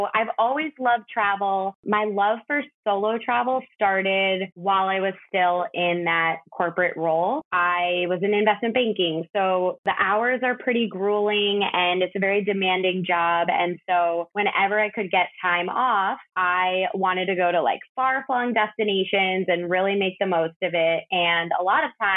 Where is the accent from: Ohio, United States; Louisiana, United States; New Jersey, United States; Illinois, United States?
Illinois, United States; outside Chicago; moved away as an adult; now in New York City, United States; I grew up outside Chicago. I've lived in New York City for 12 years now.